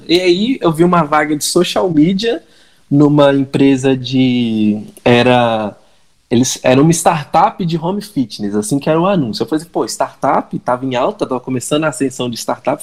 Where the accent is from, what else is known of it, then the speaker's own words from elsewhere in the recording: Minas Gerais, Brazil; accent: mineiro; Eu, como um bom mineirinho, vocês vão, vocês vão perceber pelo sotaque e o encolhimento das palavras